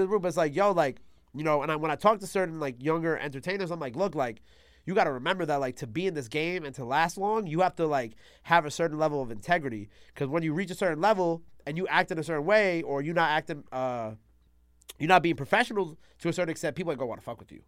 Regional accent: New York City, New York, United States; also born or lived in Long Island; I was born in Queens

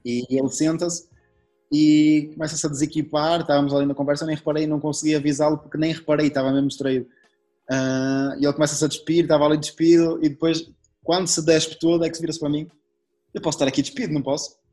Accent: Portugal; moved away; sendo, sendo, português

